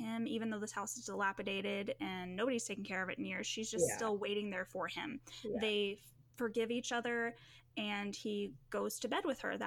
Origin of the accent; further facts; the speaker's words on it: United States; As an American